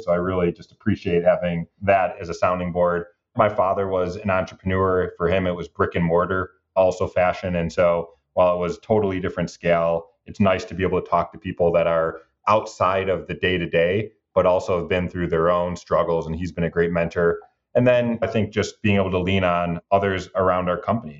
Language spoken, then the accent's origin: English; Detroit, Michigan, United States; also born or lived in New York; I'm born and raised in Detroit